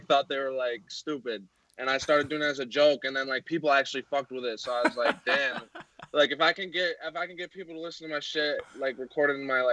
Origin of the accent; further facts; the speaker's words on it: Cortland, New York, United States; moved away as an adult; also born or lived in Boulder, Colorado; now in San Francisco, United States; I was born in Boulder, Colorado, but I grew up in upstate New York in Cortland